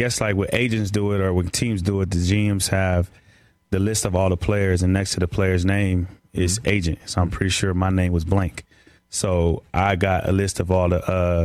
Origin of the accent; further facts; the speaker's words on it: California, United States; moved away; also born or lived in Seattle; I'm from Cali